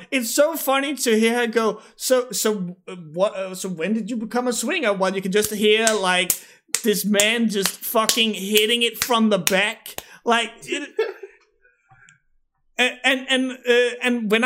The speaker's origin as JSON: {"language": "English", "country": "Denmark", "second_language": "English", "said": "the Danish mentality"}